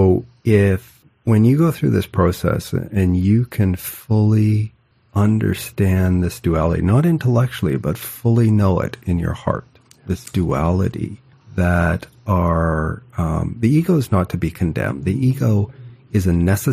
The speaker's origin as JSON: {"language": "English", "country": "Canada", "said": "I'm Canadian"}